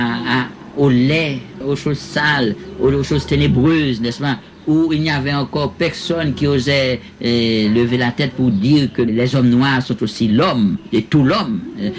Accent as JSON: {"language": "French", "country": "Haiti", "moved": "yes", "lives_now": "Cuba", "said": "depuis que je suis hors d'Haïti"}